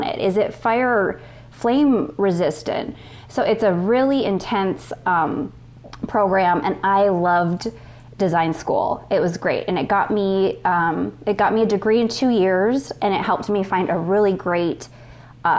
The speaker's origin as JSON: {"language": "English", "region": "Minnesota", "country": "United States", "tie": "born or raised there", "moved": "yes", "said": "we're in Minnesota at that point"}